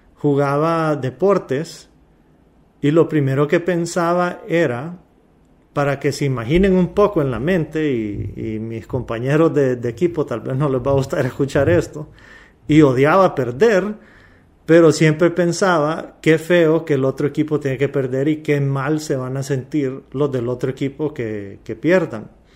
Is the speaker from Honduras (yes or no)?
yes; Honduras; Somos hondureños